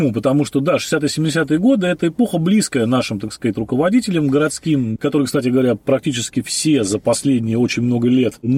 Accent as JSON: {"language": "Russian", "region": "Saint Petersburg", "country": "Russia", "said": "Вот я, как э, петербуржец, предки которого про Александра Третьим приехали угу. в наш замечательный город"}